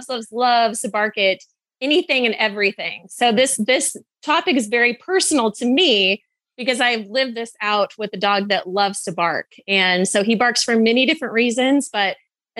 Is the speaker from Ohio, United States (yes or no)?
no; Idaho, United States; I moved from Southern to North Idaho in about sixth grade.